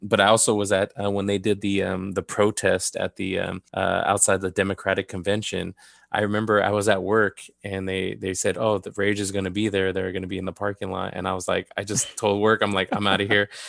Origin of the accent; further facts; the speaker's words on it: Southern California, United States; also born or lived in Downey / Montebello; I was born and raised in Southern California.